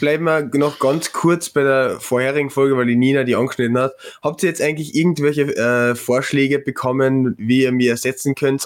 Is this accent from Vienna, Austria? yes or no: no; Klagenfurt, Carinthia, Austria; ich als Klagenfurter